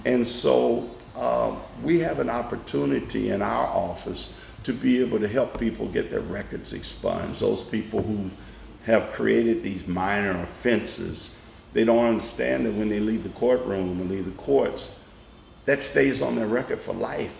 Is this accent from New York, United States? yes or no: no; Nashville, Tennessee, United States; I was born in Nashville in 1952 at Meharry Hospital, right mm-hmm. up the mm-hmm. street from where we sit, mm-hmm. and my family lived on the campus of Tennessee State University.